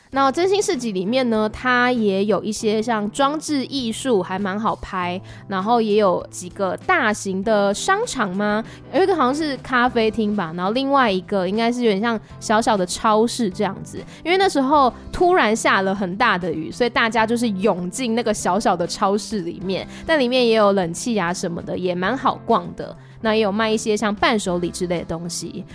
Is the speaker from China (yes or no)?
no; Taiwan; 我来自台湾，然后很喜欢泰国，这次是第二次来青睐